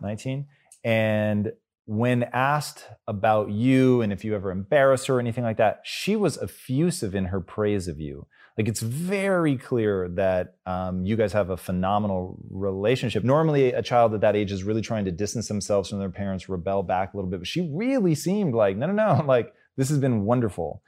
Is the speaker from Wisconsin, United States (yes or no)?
no; Tacoma, Washington, United States; I grew up in Tacoma